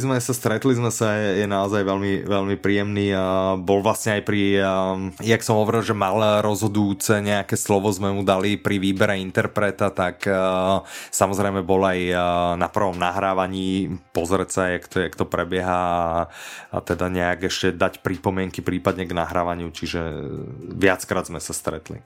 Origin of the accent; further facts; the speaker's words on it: Bratislava, Bratislava Region, Slovakia; inak ja som z Devinskej